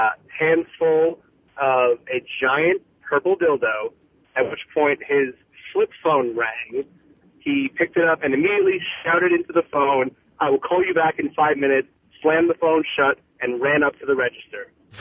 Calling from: Boston, Massachusetts, United States; in Boston calling

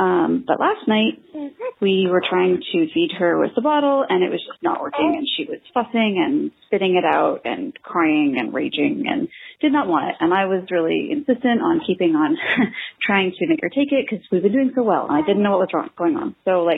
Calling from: Victoria, British Columbia, Canada; I'm calling from Victoria, British Columbia

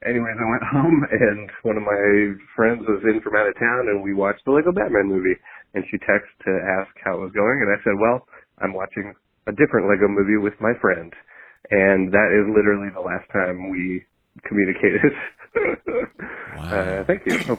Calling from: Seattle, Washington, United States; I'm calling from Seattle

